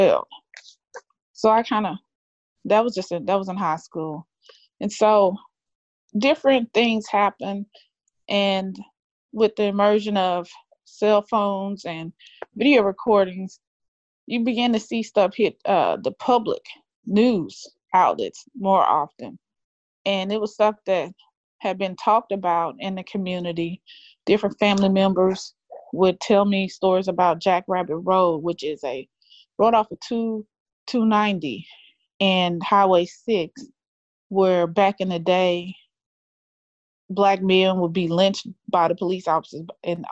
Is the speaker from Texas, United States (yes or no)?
yes; Pasadena, Texas, United States; I grew up in Pasadena school district